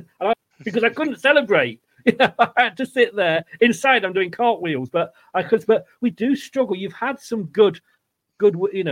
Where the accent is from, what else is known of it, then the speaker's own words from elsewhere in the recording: Leicester, East Midlands, United Kingdom; Where I grew up in Leicester.